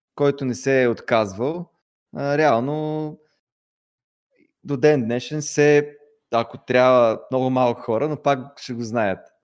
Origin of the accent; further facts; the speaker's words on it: Pleven, Pleven Province, Bulgaria; moved away as an adult; now in Sofia, Bulgaria; аз съм от Плевен, родом